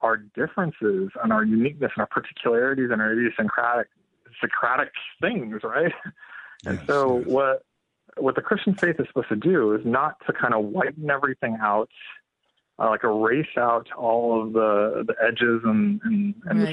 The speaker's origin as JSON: {"language": "English", "country": "India", "moved": "yes", "lives_now": "United States", "said": "I'm Indian, and I'm an immigrant"}